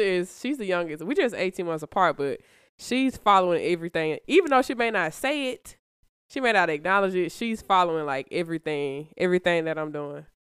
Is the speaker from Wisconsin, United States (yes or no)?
no; Birmingham, Alabama, United States; I'm from Birmingham, been here my whole life.